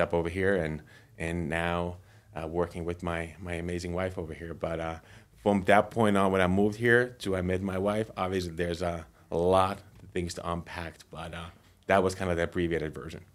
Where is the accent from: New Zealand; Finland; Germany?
Finland; moved away as an adult; now in United States; I'm originally from Finland. I moved to U S twelve years ago